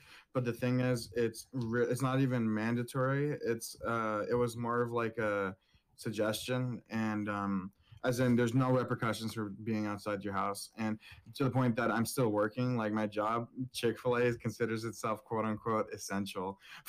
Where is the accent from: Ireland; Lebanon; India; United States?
United States; California; I'm Californian.